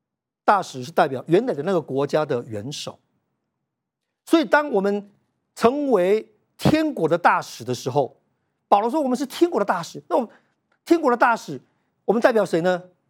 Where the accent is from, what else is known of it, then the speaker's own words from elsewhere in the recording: Yunlin County, Taiwan; moved away as an adult; also born or lived in Taichung; 在我二十四岁的那一年，我们两个人从云林的乡下一起到台中，要来创业，要来做保险。